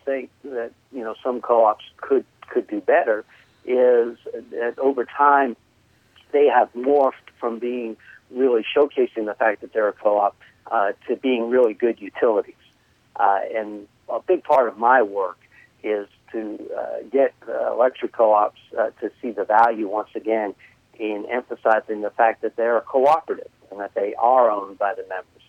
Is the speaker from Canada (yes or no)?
no; New York, United States; accent: New York; moved away; people might be able to tell from my accent that I'm originally from New York.